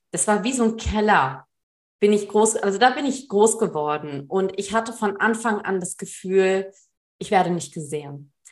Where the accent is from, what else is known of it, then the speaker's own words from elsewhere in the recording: Germany; born there; Also ich bin in Deutschland geboren.